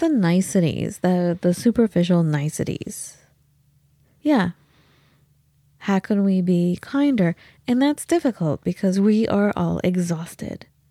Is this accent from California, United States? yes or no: yes; Los Angeles, California, United States; we grew up in Los Angeles